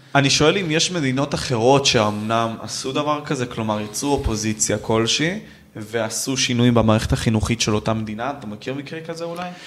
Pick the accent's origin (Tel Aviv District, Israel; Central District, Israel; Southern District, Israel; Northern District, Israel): Southern District, Israel; Ashkelon; אני מאשקלון